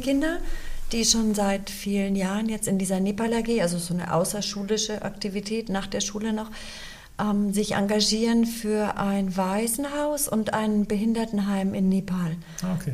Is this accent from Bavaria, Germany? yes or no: yes; Munich, Bavaria, Germany; also born or lived in Chicago, United States; bin da aufgewachsen, bis ich sieben Jahre alt war. Dann sind wir nach Deutschland gezogen. Mein Vater hat die Zelte abgebrochen, wir sind nach München ausgewandert und ich bin dort auch gleich in die zweite Klasse gegangen